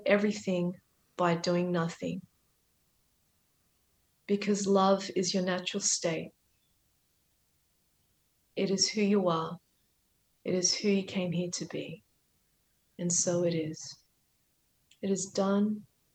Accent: Australia; I'm a first generation Australian

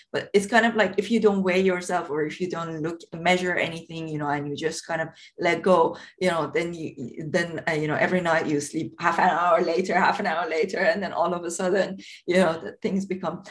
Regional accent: Tehran, Tehran Province, Iran; moved away; I grew up in in a very poor area of south of Tehran

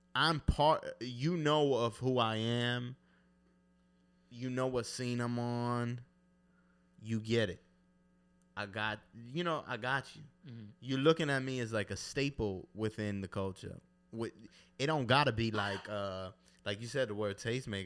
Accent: New York City, New York, United States; I'm from East New York, Brooklyn, Ridgewood, Queens

